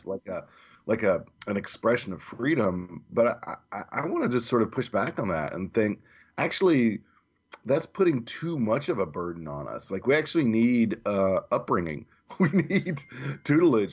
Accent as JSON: {"language": "English", "region": "the South", "country": "United States", "tie": "born or raised there", "said": "being a native southerner"}